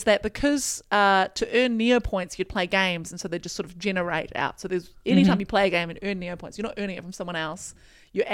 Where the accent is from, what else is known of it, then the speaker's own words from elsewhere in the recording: New Zealand; now in Australia; because I'm from New Zealand